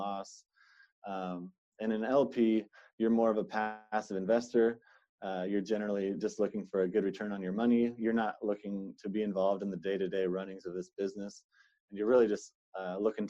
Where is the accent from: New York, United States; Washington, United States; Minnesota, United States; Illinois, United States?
Washington, United States; Seattle; born and raised in Seattle, Washington